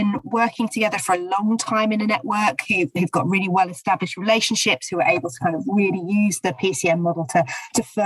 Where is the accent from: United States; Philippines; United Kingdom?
United Kingdom; St Albans, East of England; In my hometown, that was certainly true in St Albans